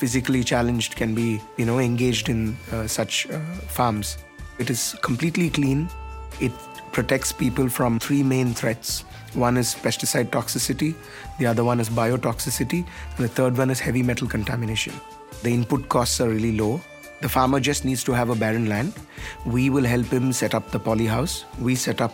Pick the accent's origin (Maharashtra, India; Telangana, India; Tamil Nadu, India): Tamil Nadu, India; Chennai; I'm from Chennai, India.